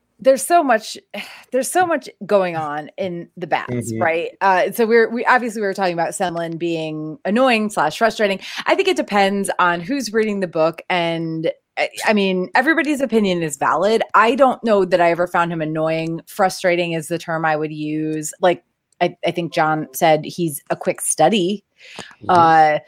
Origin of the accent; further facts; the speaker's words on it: New England, United States; I grew up in New England